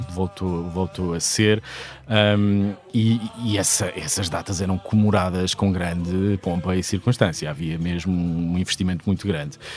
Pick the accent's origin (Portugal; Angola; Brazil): Portugal; Sesimbra, Setúbal; Sesimbra, onde eu cresci. Toda a minha família é desta, desta maravilhosa vila ao sul de Lisboa